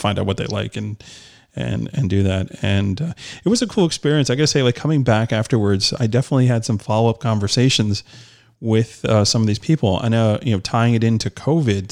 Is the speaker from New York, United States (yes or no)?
yes; New York, United States; I'm from New York